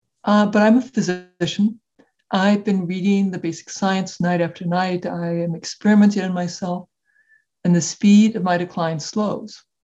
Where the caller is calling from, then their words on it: Iowa City, Iowa, United States; So I'm located in Iowa City, Iowa, which is central United States.